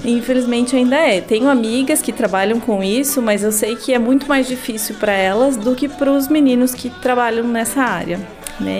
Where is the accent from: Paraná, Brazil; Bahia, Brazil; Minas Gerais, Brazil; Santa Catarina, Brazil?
Paraná, Brazil; Paranaguá; also born or lived in Curitiba; eu nasci em Paranaguá, né? É, estudei aqui até o terceirão